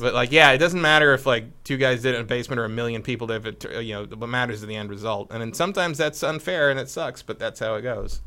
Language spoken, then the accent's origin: English; Northern California, United States; I grew up in Northern California